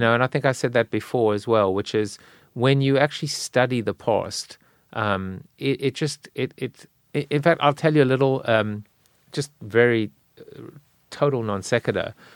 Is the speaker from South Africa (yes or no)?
yes; South Africa; now in United States; I'm South African.